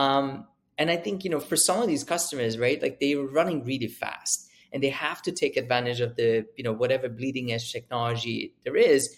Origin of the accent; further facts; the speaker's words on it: Sweden; moved away as an adult; also born or lived in Uppsala, Sweden / United Kingdom; I grew up in Sweden